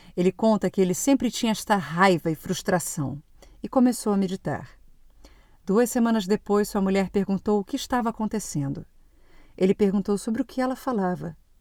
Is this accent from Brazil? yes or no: yes; Brazil; moved away as an adult; now in Portugal; E o ano que eu saí do Brasil foi muito intenso